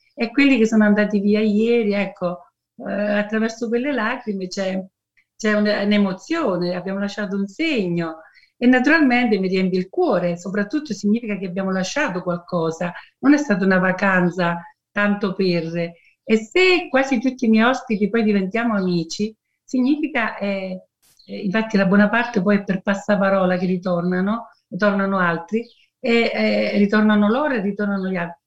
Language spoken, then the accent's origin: Italian; Cicerale, Campania, Italy